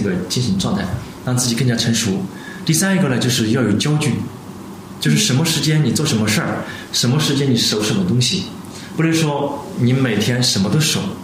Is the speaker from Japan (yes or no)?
no; China; 我们中国人跟西方人有差别